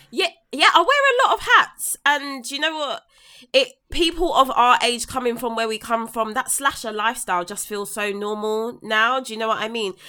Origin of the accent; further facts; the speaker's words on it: London, United Kingdom; someone that was born and raised in South London